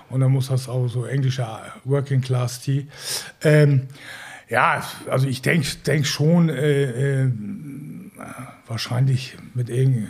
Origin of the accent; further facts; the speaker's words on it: Northern Germany, Germany; das können wir uns hier als, als Norddeutsche ist ja easy